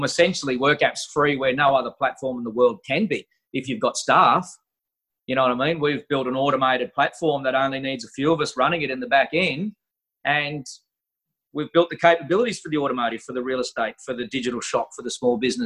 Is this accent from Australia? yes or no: yes; Australia; I'm just an Aussie fella